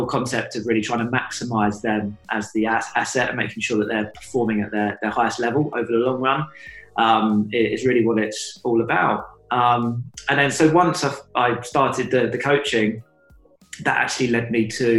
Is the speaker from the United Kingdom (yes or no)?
yes; United Kingdom; also born or lived in Suffolk, England; I grew up partly in London, partly in Suffolk